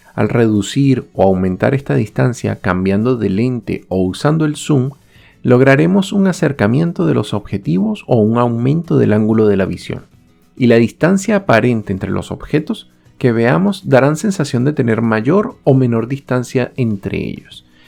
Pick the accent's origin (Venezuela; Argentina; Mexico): Venezuela; moved away